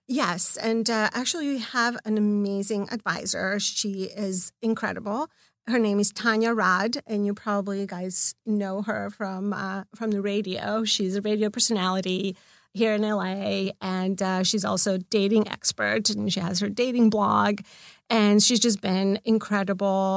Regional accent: Belgrade, Serbia; now in Los Angeles, United States; I'm from Belgrade

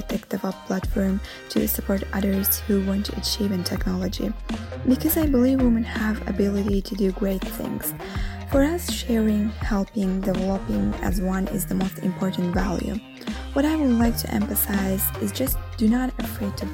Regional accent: Azerbaijan; now in Rome, Italy; Although I am living in Rome, originally I am from Azerbaijan

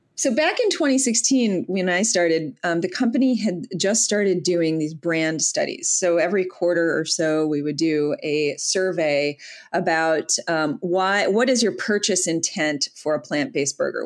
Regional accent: Detroit, Michigan, United States; I'm from Detroit, born and raised there

